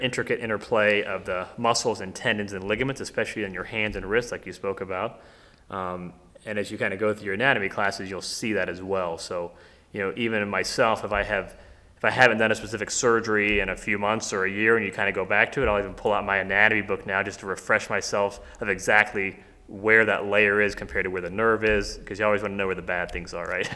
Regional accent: Middletown, Ohio, United States; I grew up here in Ohio, um, actually in Middletown

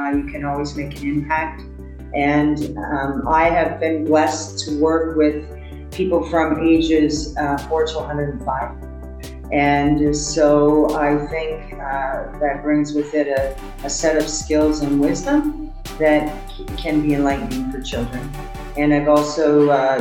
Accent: Canada; moved away; also born or lived in United States; I was born in Canada and I spent 40 years in the States.

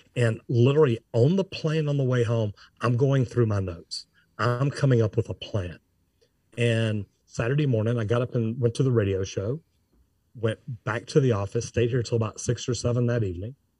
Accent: Dallas, Texas, United States; I'm from Dallas

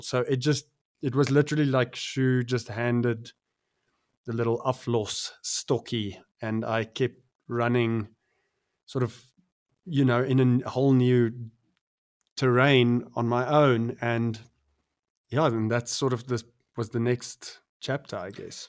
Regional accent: Pretoria, Gauteng, South Africa; growing up in the Mot, I still love the the moat

